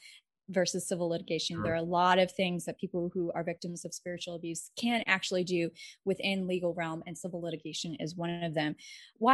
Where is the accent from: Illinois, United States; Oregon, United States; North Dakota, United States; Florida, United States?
Florida, United States; New Smyrna Beach; now in Brooklyn, United States; I grew up about 20 minutes away from you in New Smyrna Beach